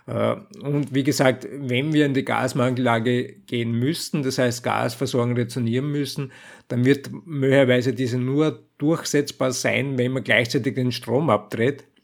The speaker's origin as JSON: {"language": "German", "country": "Austria", "said": "wenn irgendwo anders jetzt für mich als Österreicher in Deutschland die Gaslage eskaliert, dann werden wir unmittelbar massive Versorgungsprobleme auch in Österreich haben"}